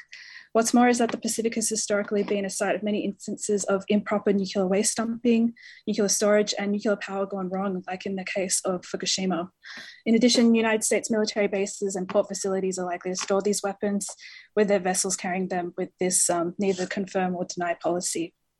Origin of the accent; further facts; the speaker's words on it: Australia; As a young person growing up in Australia